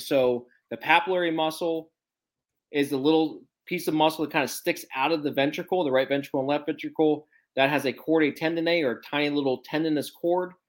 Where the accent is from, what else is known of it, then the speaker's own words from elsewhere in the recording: Ohio, United States; moved away; my home state of Ohio